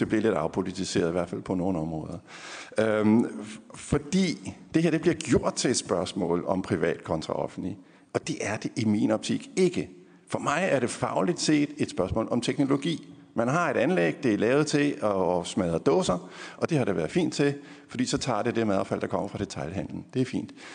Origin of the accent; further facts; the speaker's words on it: Funen, Southern Denmark, Denmark; Nu er jeg jo fra Fyn